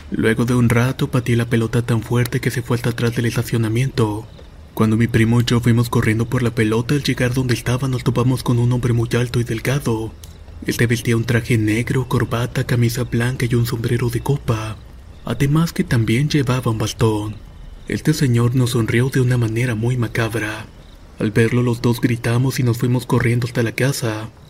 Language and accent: Spanish; Puerto Rico; also born or lived in Kansas; Yo soy de Puerto Rico, pero estuve viviendo en Kansas por un buen tiempo.